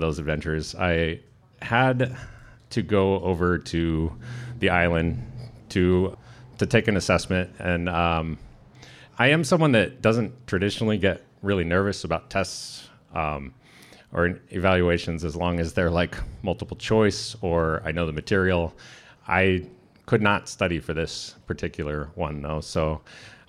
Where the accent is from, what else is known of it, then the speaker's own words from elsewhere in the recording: San Diego, California, United States; now in Sitka, United States; I'm from San Diego